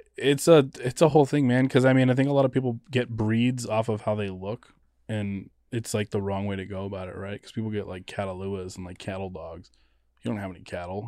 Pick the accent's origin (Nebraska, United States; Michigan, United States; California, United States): California, United States; Los Angeles; also born or lived in Fontana, California / San Francisco, California / Oakland, California; I'm originally born in Los Angeles